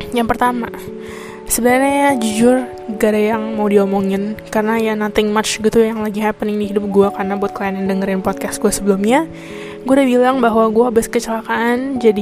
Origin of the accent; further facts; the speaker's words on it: Indonesia; now in Taiwan; ya karena gue dari Taiwan jadi kalau misalnya kananya jadi uploadnya dari mana of course gue uploadnya juga dari Taiwan karena ya gue tapi kan berbahasa Indonesia karena gue orang Indonesia jadi ya pokoknya orang Indonesia berada di luar negeri